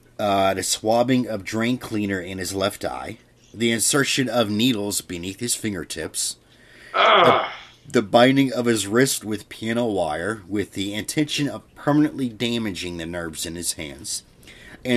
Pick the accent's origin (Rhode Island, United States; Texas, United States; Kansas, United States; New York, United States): Kansas, United States; Merriam; I was born in Merriam, Kansas